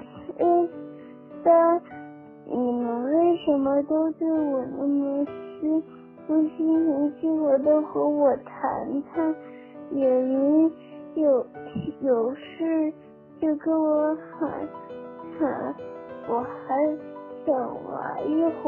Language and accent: Chinese; Beijing, China; ，七岁。